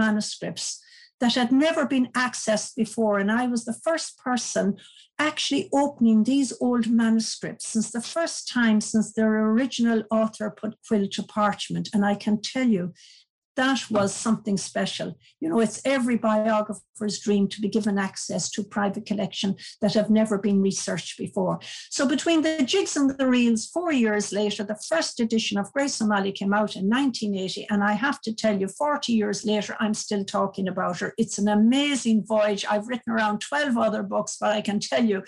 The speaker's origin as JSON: {"language": "English", "area": "Mayo", "region": "Connacht", "country": "Ireland", "said": "he knew I was from Mayo"}